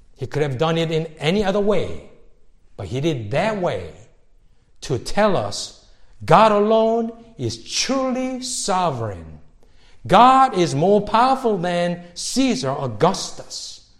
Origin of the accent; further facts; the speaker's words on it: Seoul, South Korea; moved away; growing up in Seoul where I was growing up in the city